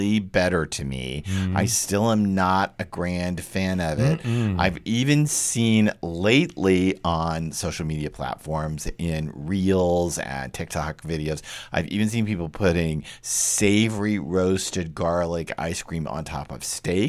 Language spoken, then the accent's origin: English; Texas, United States; I grew up with it in Texas